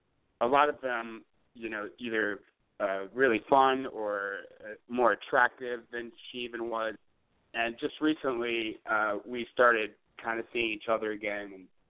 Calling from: San Francisco, California, United States; I'm calling from San Francisco. I'm 25 years old, male, straight.

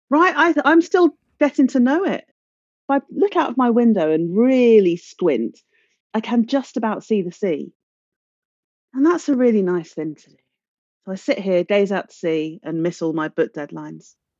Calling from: Brighton, South East England, United Kingdom; I am calling from Brighton

